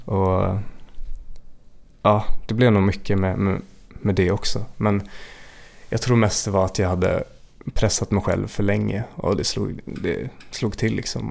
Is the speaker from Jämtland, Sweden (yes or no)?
yes; Jämtland, Sweden; moved away; jag är uppväxt i, i Jämtland